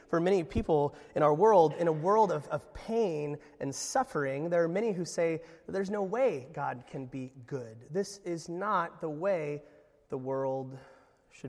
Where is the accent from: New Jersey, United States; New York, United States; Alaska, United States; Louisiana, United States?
Alaska, United States; I was from Alaska.